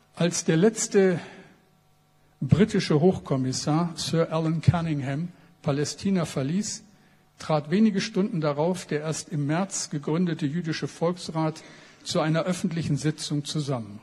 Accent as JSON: {"language": "German", "region": "Bremen", "country": "Germany", "said": "als ein Bremer"}